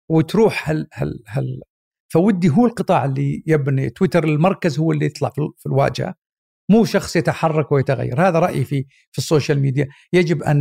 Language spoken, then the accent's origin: Arabic; Mecca, Makkah Province, Saudi Arabia; born there; وبعد الحج فعلا ولدت وكانت طبعا وقتها في مكه فبعد انتهاء حجها ولدت وهي في مكه